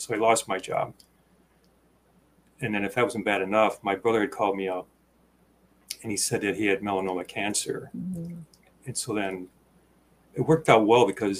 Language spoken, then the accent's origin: English; Chicago, Illinois, United States; moved away as an adult; also born or lived in Wisconsin / Minnesota; now in Rochester, United States; I grew up in the Midwest, in the Chicago area